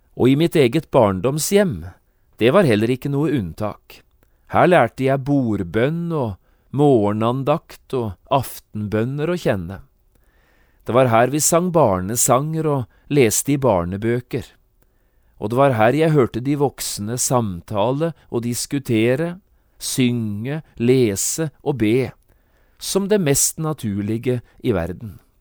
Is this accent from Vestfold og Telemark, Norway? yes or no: yes; Notodden, Vestfold og Telemark, Norway; da jeg vokste opp hjemme på Notodden